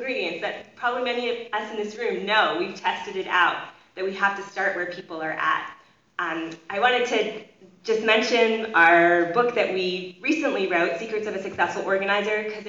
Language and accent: English; Canada; now in United States; being a Canadian, but who's working in the States